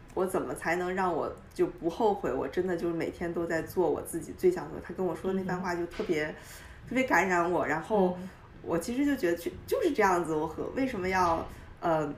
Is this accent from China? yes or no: yes; Dalian, Liaoning, China; moved away as an adult; also born or lived in Beijing; now in United States; 我是在中国长大的，我，我家乡是大连，然后嗯。，呃，我去北京，在北大读的本科，读了四年，读的是经济和金融